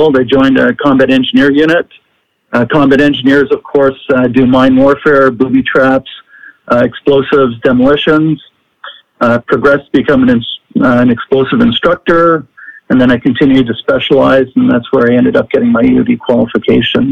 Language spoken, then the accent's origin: English; Ottawa, Ontario, Canada; I grew up in a city called Ottawa. Ottawa is in the province of Ontario.